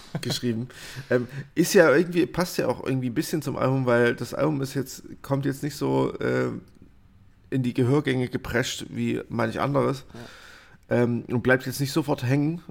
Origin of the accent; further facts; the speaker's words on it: Germany; als Deutscher